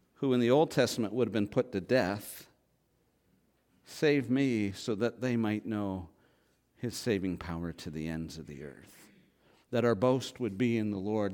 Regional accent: Canada; I grew up in Canada.

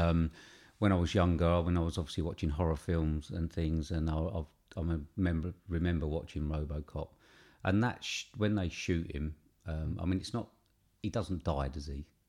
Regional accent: England, United Kingdom; we're British

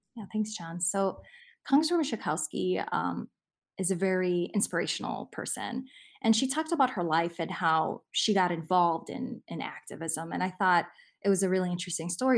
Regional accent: Chicago, Illinois, United States; also born or lived in Lincolnwood, Illinois; we grew up in Albany Park, and we moved to Lincolnwood when I was fifteen

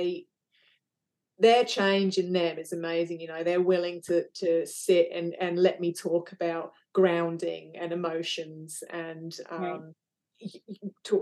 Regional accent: England, United Kingdom; now in Western Australia, Australia; I was originally from England

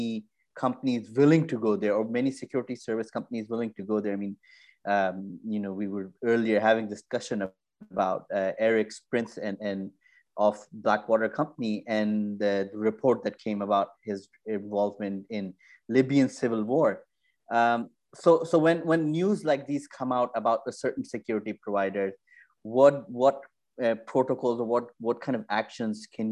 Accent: Pakistan; I grew up in Pakistan

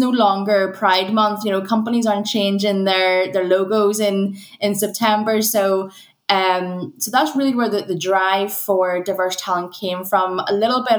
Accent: Northern Ireland, United Kingdom; going to an integrated secondary school, growing up in Northern Ireland.

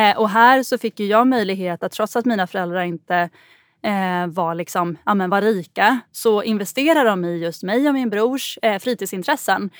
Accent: Gotland, Sweden; accent: Gotlandic and Stockholm; also born or lived in Stockholm / Brazil / Spain; Jag eh, växte upp på Gotland eh, och jag har pratat gotländska hela min uppväxt

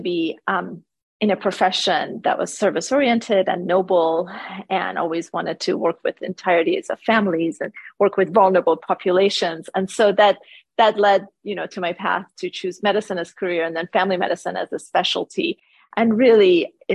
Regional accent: Iran; moved away; also born or lived in Canada; I grew up in Iran, where my family was persecuted for our beliefs

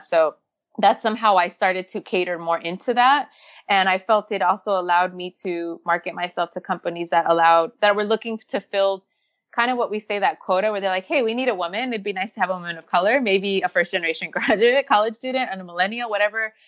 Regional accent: Los Angeles, California, United States; growing up in Los Angeles

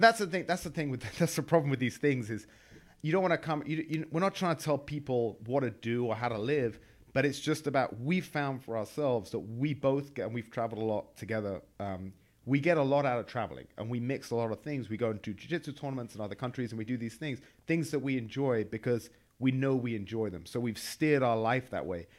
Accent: England, United Kingdom; moved away as an adult; now in United States; I'm from England

